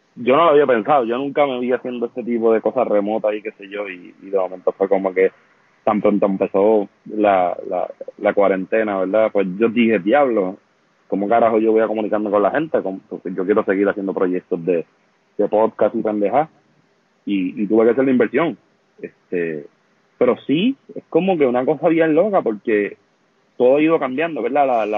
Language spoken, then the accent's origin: Spanish; Vega Baja, Puerto Rico; donde yo me crié acá en, en Vega Baja